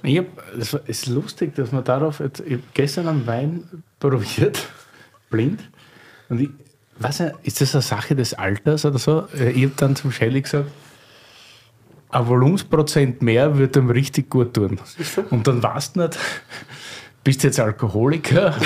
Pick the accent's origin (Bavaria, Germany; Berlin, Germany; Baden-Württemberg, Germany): Berlin, Germany; als Berliner